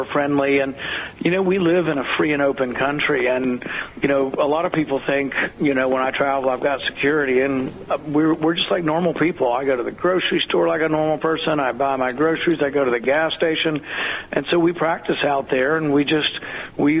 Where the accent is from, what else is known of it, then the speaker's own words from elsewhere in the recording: the South, United States; I grew up in the South